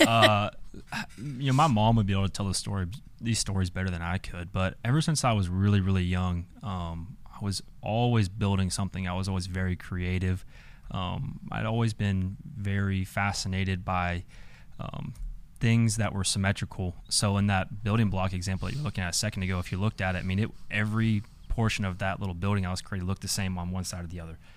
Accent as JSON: {"language": "English", "town": "Atlanta", "region": "Georgia", "country": "United States", "moved": "as an adult", "lives_now": "Bowling Green, United States", "said": "I'm a out-of-state kid, I'm from Atlanta"}